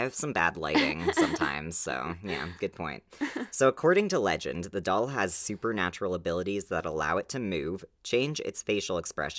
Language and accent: English; Alberta, Canada; I mean, we're from Alberta